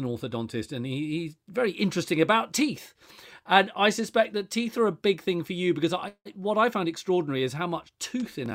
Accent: Buckinghamshire and Berkshire, South East England, United Kingdom; born or raised there; now in Wiltshire, United Kingdom

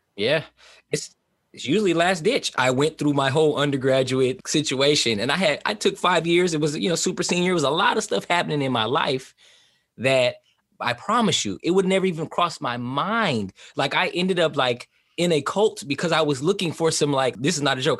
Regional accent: Oakland, California, United States; also born or lived in East Saint Louis, Illinois; originally from East Saint Louis, Illinois, that's where I was born, uh, but I was brought up in Southern California, and I feel like I was raised in, like, the Bay Area, Oakland, California

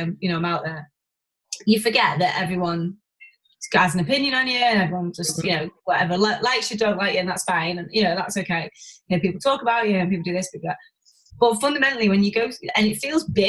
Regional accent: Warrington, North West England, United Kingdom; We're both from Warrington

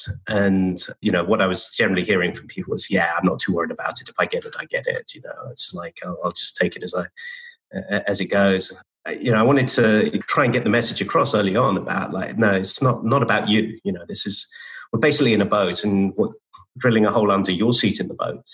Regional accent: United Kingdom; moved away as an adult; now in United States; I've been in the States for 20 years now. I came in 2000. And being a Brit

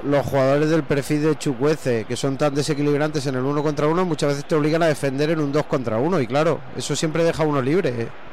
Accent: Lorca, Region of Murcia, Spain; yo soy de Lorca, yo soy lorquino, lo de murciano viene después

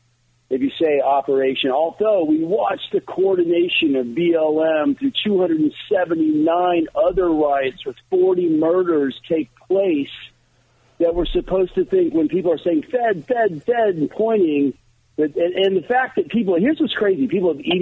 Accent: California, United States; I'm a Californian

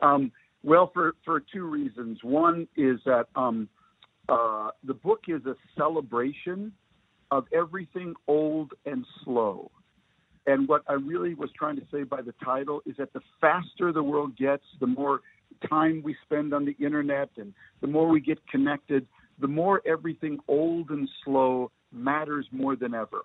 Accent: Minnesota, United States; moved away as an adult; also born or lived in Beirut / Israel; the Minnesota boy

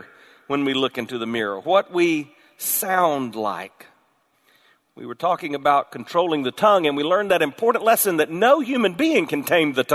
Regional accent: the South, United States; I was born in the South

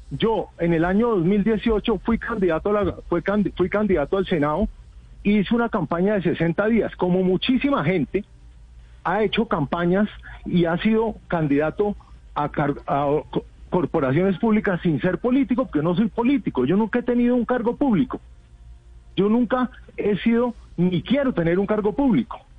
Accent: Bogotá, Colombia; pero yo estoy acá como ciudadano, como ciudadano de Bogotá, que queremos un cambio para Bogotá

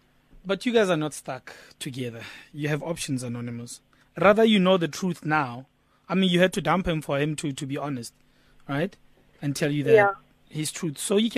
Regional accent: Zimbabwe; now in South Africa; I'm not from South Africa. I'm from Zim. But now I've got citizenship.

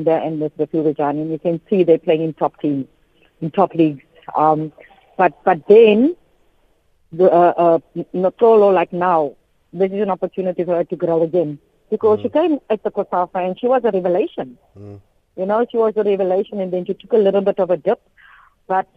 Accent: Cape Town, Western Cape, South Africa; I grew up in Salt River. I went to school at Dryden Street Primary and went to school at Salt River Heights.

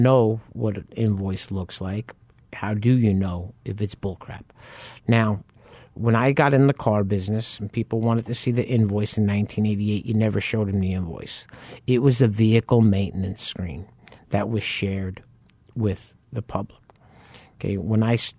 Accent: New York, United States; moved away; I grew up in New York

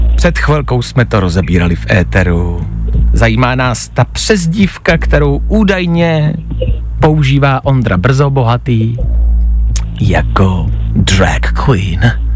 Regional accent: Czechia; jsme Češi

